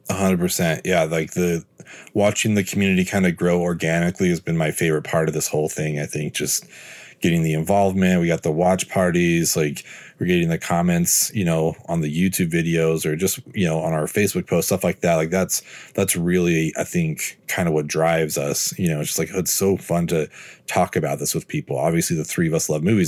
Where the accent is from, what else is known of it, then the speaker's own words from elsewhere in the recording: San Francisco, California, United States; spending every other weekend of my youth growing up in San Francisco